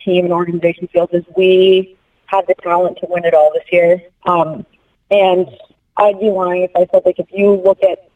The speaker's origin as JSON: {"language": "English", "town": "Boston", "region": "Massachusetts", "country": "United States", "tie": "born or raised there", "said": "my hometown team"}